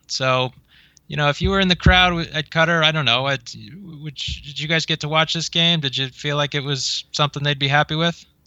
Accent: United States; I'm an American

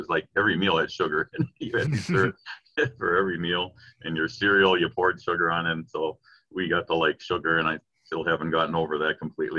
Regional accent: Vermillion, Minnesota, United States; also born or lived in Hastings; growing up in Vermilion.

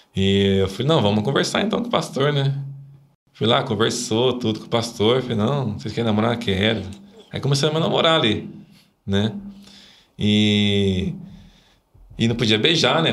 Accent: Itajubá, Minas Gerais, Brazil; born or raised there; moved away as an adult; also born or lived in Guarulhos, São Paulo; now in Brodowski, Brazil

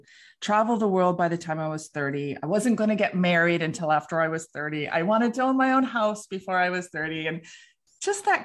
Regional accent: Vancouver, British Columbia, Canada; I'm from Vancouver, British Columbia

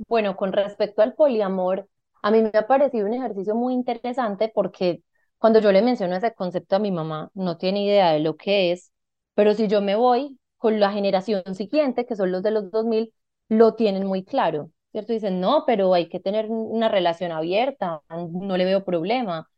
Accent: Medellín, Antioquia, Colombia; yo nací en Medellín.

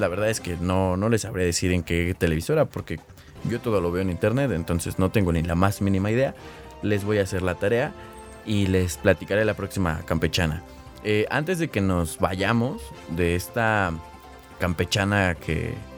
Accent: Mexico; aquí en México pues ni siquiera hay nieve ni nada

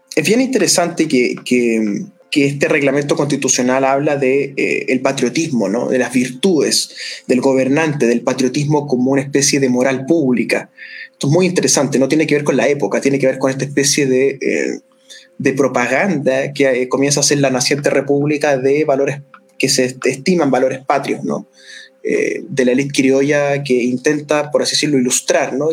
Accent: Chile

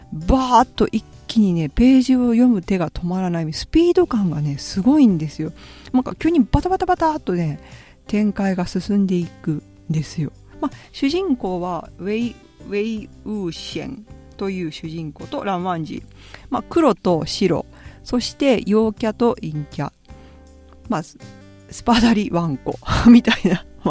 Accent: Japan; moved away as an adult; now in Italy; 自分が日本で育ってるのって

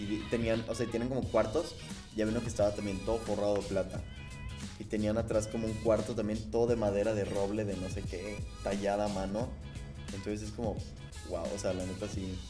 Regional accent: Mexico; nosotros que somos mexicanos

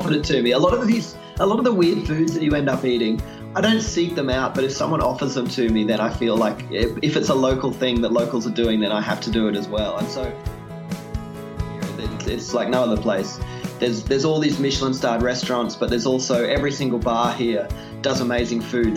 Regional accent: Queensland, Australia; I grew up in Queensland

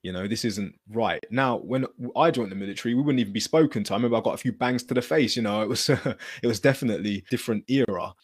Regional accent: Luton, East of England, United Kingdom; growing up in Luton, it wasn't a very friendly environment

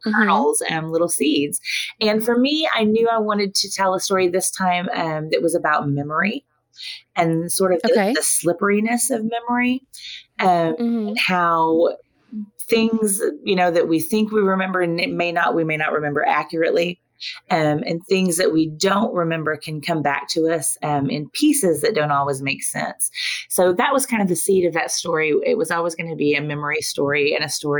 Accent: Oklahoma, United States; moved away; also born or lived in Arkansas; I grew up in Oklahoma

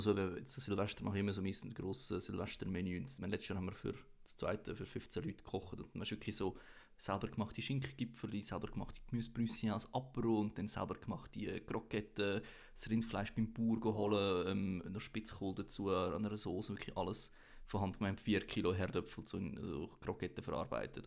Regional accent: Switzerland; als Schweizer

